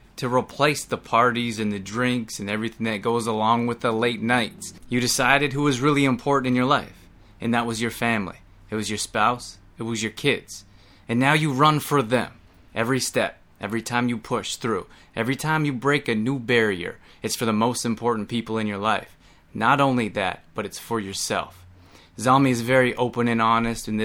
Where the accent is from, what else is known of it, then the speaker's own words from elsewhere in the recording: Canada; now in United States; I grew up in Canada, came down to the US